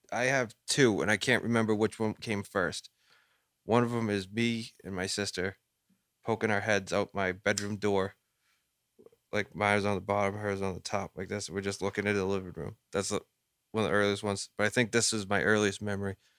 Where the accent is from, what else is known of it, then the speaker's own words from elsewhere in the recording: Lynn, Massachusetts, United States; We grew up in Lynn, like, no one had fucking anything